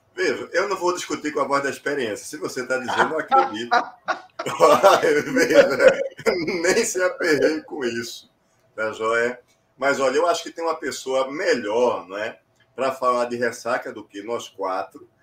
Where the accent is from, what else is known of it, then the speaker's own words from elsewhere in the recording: Olinda, Pernambuco, Brazil; Eu nasci no sábado de carnaval, no Tricentenário, que é um hospital que tem em Olinda